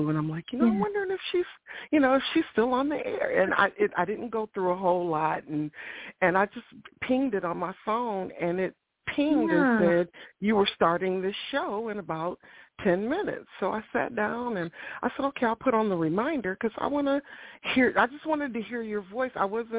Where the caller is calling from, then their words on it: Ohio, United States; I'm calling from Ohio.